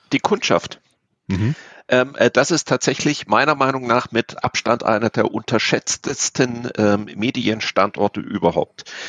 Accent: Offenburg, Baden-Württemberg, Germany; also born or lived in Hamburg; now in Munich, Germany; ganz ursprünglich komme ich aus der Ecke Offenburg, also aus dem Südwesten Deutschlands

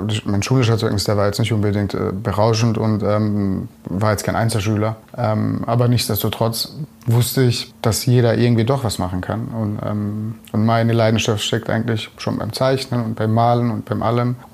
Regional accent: Bretten, Baden-Württemberg, Germany; born there; bin dann äh, bei mir, wo ich geboren bin, in Bretten, äh, bin dann dorthin zu einem Friseur.

